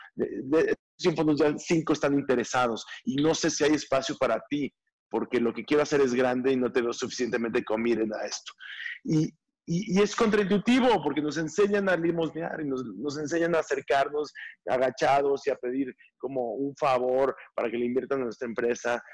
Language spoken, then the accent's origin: Spanish; Mexico; nosotros como mexicanos